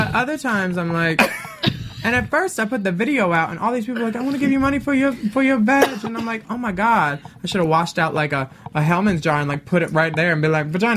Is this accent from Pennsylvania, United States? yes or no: yes; Philadelphia, Pennsylvania, United States; moved away; I'm from Philly